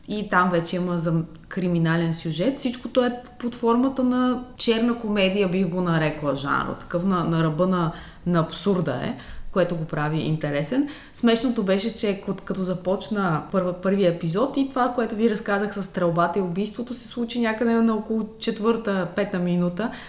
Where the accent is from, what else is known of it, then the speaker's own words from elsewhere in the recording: Varna, Varna Province, Bulgaria; моя роден град Варна